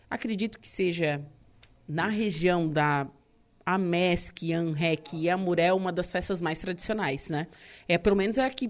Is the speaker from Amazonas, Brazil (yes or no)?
no; Torres, Rio Grande do Sul, Brazil; moved away; como eu sou de Torres, eu não, eu não tinha essa, essa tradição.